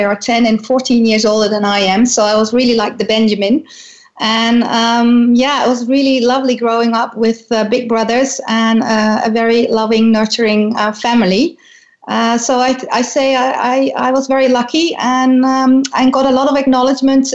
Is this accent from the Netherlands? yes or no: yes; Netherlands; growing up in the Netherlands is like growing up in a very, I think, safe and tolerant space